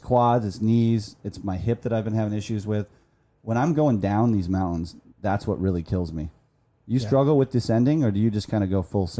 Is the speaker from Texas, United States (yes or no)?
no; Salt Lake City, Utah, United States; I was born and raised in Salt Lake.